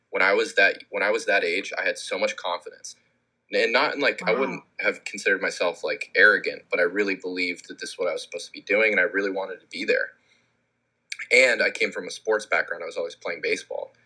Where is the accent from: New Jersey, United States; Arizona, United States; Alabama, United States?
Arizona, United States; Scottsdale; moved away; I was involved in a lot of the local music scene where I grew up in Scottsdale